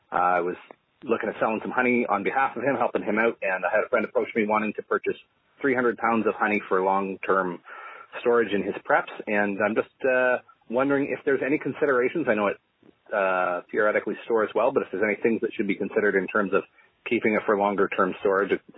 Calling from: Ontario, Canada; Hello, Jack. … I'm from Ontario, Canada, with a question about long-term storage of honey.

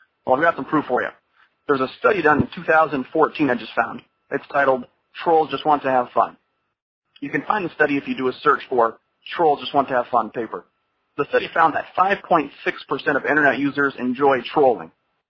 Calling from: Florida, United States; Hi, Jack. … from Florida.

